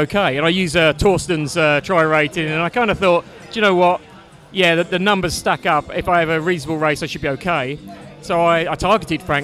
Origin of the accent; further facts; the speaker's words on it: Sevenoaks, South East England, United Kingdom; I'm from Sevenoaks, just outside London, England